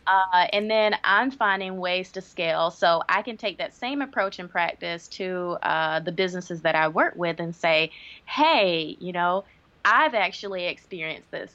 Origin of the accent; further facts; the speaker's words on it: Greenville, South Carolina, United States; moved away as an adult; also born or lived in Washington, D.C.; my hometown of Greenville, South Carolina